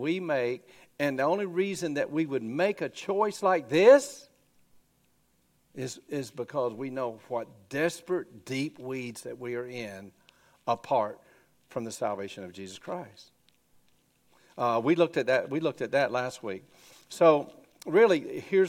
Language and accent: English; Grady, Alabama, United States; I grew up in Grady, Alabama, you know, going to church